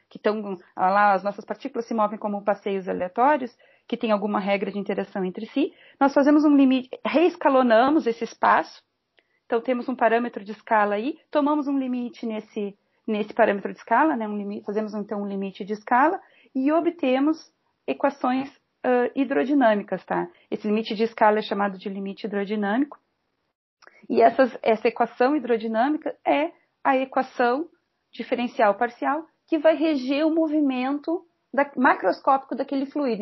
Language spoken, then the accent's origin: Portuguese; Pelotas, Rio Grande do Sul, Brazil; moved away as an adult; also born or lived in Rio de Janeiro; now in Porto Alegre, Brazil; nasci em Pelotas, no Rio Grande do Sul, bem no extremo sul do Rio Grande do Sul